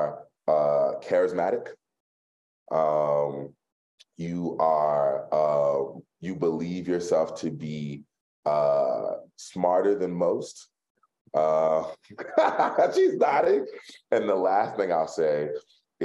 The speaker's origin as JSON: {"language": "English", "town": "Philadelphia", "region": "Pennsylvania", "country": "United States", "said": "I'm from Philly"}